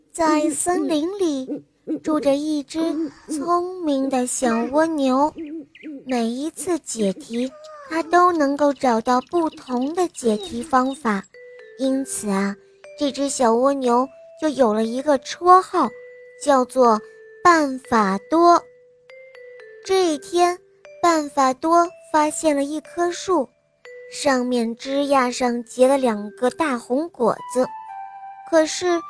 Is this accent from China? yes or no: yes; Tangshan, Hebei, China; 我来自河北唐山，我今年五岁半了